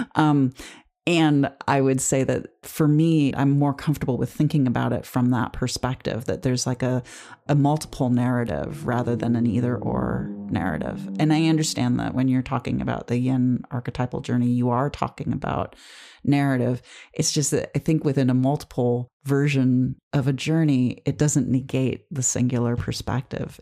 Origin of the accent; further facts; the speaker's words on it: United States; as an American